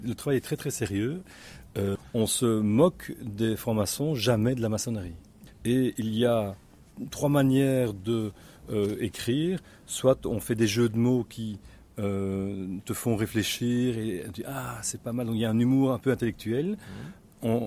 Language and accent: French; Belgium